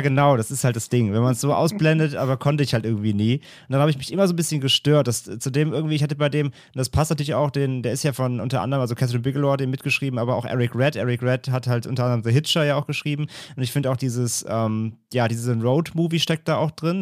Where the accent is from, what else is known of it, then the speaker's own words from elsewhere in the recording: Rhineland, Germany; ich komme aus dem Rheinland